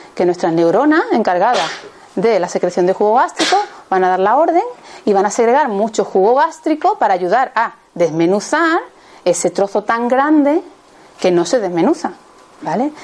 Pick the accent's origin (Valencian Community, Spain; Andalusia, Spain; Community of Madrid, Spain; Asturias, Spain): Andalusia, Spain; Seville; yo soy de Sevilla